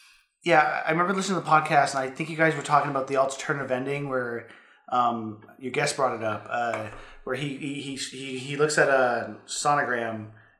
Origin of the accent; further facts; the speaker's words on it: Grimsby, Ontario, Canada; Growing up in Grimsby was interesting.